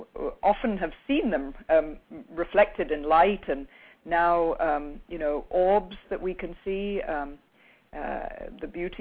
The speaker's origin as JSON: {"language": "English", "country": "Brazil", "tie": "born or raised there", "said": "I was brought up in Brazil my father was a cattle rancher, and I was had the great good fortune of being brought up on a farm"}